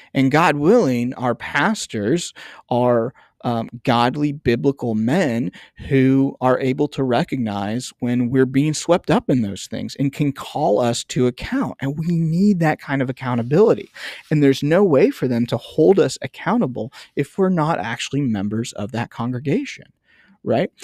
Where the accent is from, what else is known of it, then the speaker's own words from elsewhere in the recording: United States; I'm an American